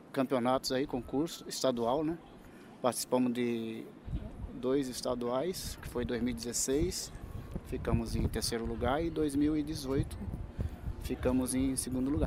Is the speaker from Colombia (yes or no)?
no; São Vicente, São Paulo, Brazil; nós somos de São Vicente